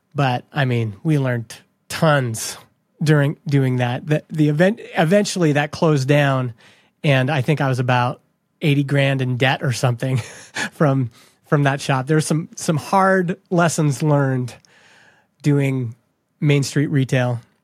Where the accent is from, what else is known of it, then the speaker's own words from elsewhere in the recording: Canada; I grew up in Canada